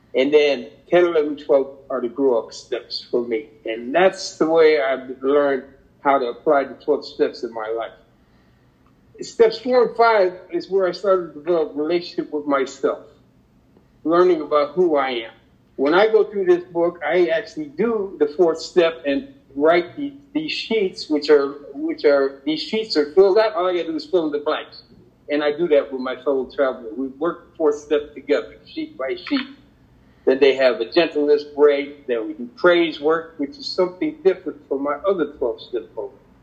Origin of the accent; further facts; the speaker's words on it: Connecticut, United States; growing up in Connecticut, I have a sister two years younger than myself